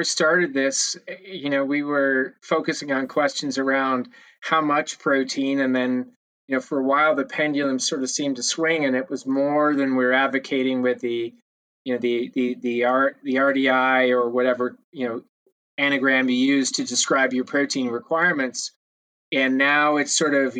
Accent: Canada; as a Canadian

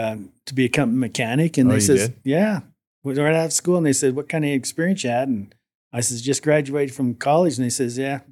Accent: Fort Macleod, Alberta, Canada; I was born and raised in a small town called Fort McLeod, Alberta.

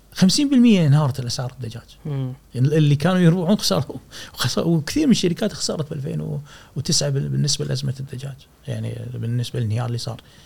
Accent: Kuwait; احنا عندنا في الكويت

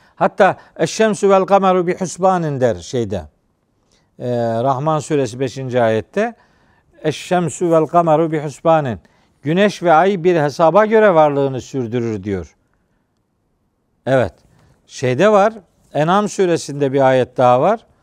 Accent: Trabzon, Turkey; bizim Trabzon'da, Doğu Karadeniz'de filan çocukluğumda

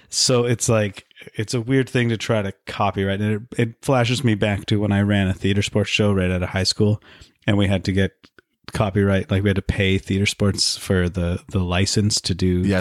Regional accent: Vancouver, British Columbia, Canada; I grew up in Vancouver

